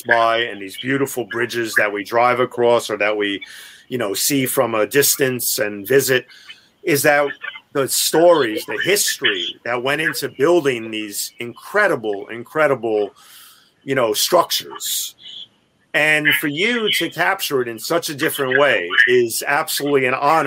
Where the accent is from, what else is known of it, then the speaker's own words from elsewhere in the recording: New York City, New York, United States; I'm a New Yorker, born and bred